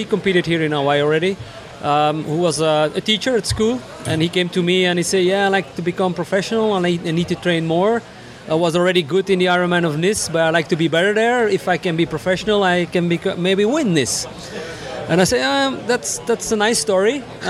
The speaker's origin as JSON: {"language": "English", "country": "Belgium", "tie": "born or raised there", "second_language": "English", "said": "I'm …. I'm from Belgium, born and raised, but traveled all over the world"}